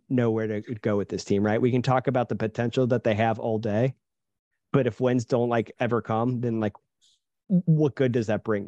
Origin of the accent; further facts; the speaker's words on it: Cincinnati, Ohio, United States; moved away; I'm from the Cincinnati area, originally